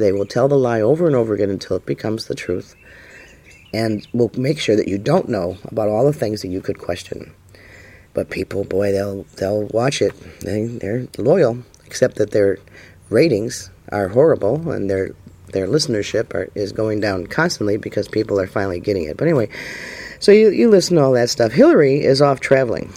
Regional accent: United States; I, for one, was born in America

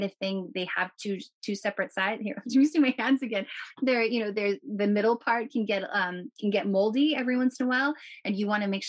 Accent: Canada; I'm a Canadian

